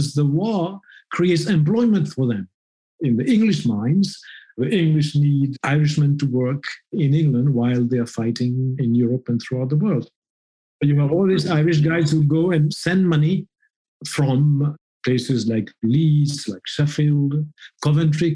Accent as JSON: {"language": "English", "country": "Mauritius", "tie": "born or raised there", "said": "I grew up in a community of fishermen."}